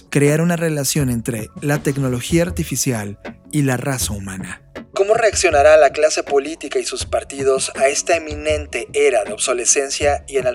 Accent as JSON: {"language": "Spanish", "country": "Mexico", "also_born_or_lived": "Mexico City", "said": "la postura de nuestro país, México"}